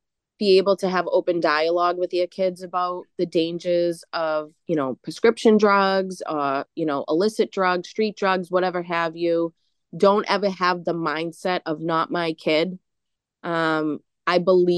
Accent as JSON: {"language": "English", "town": "Boston", "region": "Massachusetts", "country": "United States", "tie": "born or raised there", "said": "growing up in Charlestown, we had to have like this kill or be killed attitude"}